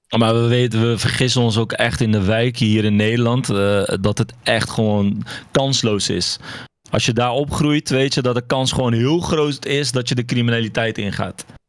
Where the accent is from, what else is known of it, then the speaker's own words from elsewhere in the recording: Morocco; now in Netherlands; ik kom zelf uit Marokko